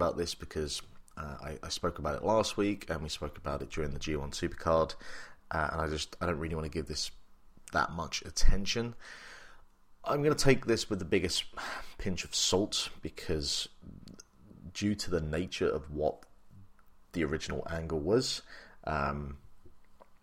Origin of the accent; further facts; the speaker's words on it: England, United Kingdom; also born or lived in Republic of Ireland; now in Ireland; I am English, but I live in the Republic of Ireland, so my family are all back in the United Kingdom